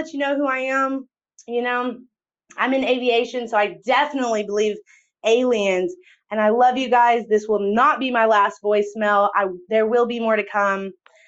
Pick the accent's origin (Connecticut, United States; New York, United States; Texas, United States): Texas, United States; I'm from Texas too.